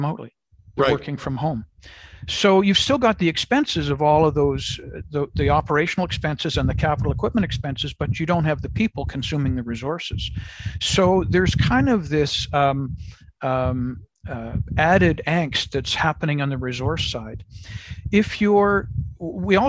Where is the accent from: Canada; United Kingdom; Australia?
Canada; as a Canadian living in Canada